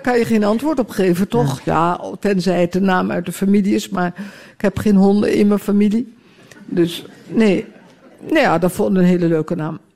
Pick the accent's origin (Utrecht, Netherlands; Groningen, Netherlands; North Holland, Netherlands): Utrecht, Netherlands; also born or lived in Amsterdam; now in Ostend, Belgium; in Utrecht, ook, waar ik opgegroeid ben